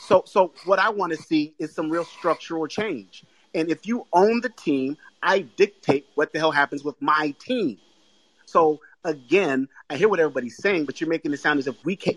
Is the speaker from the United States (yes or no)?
yes; Boston, Massachusetts, United States; I'm from Boston.